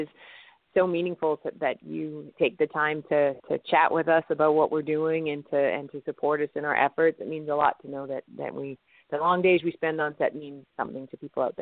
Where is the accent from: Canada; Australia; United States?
Canada; And as I'm Canadian